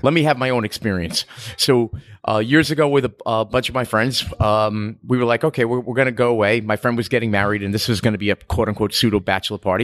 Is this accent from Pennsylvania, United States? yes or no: no; New York, United States; accent: bridge and tunnel; moved away as an adult; now in Key West, United States; growing up in New York